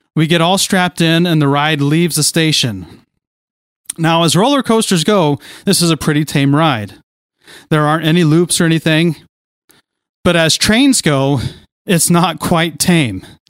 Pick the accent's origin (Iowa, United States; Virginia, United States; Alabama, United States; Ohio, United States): Ohio, United States; near Kings Island; Growing up near Kings Island